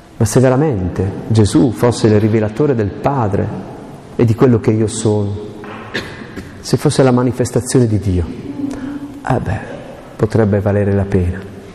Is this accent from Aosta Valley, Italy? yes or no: yes; Aosta Valley, Italy; io sono valdostano